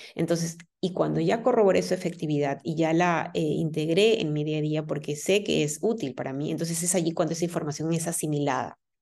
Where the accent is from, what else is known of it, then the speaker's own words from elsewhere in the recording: Peru; now in Germany; Yo vivo en, en, Alemania y mi familia, pues está en mi país, yo soy de Perú